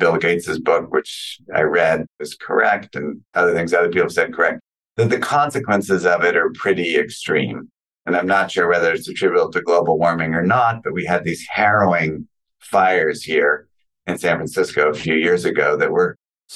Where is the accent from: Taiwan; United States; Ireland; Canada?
Canada; a Canadian-born person